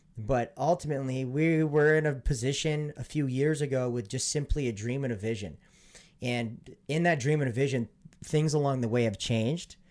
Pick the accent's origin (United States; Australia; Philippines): United States; Montana; born or raised there; moved away